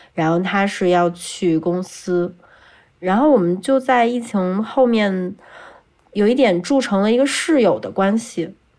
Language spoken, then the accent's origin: Chinese; Beijing, China; 因为我是北京人嘛